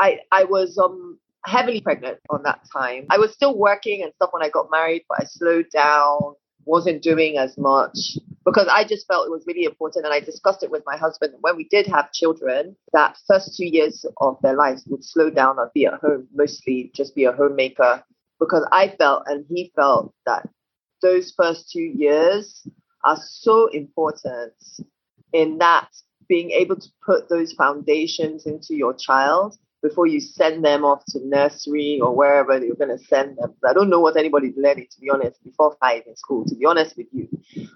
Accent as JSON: {"language": "English", "country": "United Kingdom", "said": "And then when we passed through England, because I'm also British, and passed through there just to get her paperwork done and everything."}